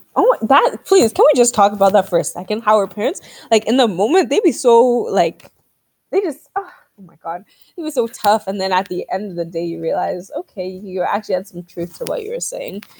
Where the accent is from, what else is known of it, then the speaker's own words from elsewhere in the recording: Nigeria; growing up as a Nigerian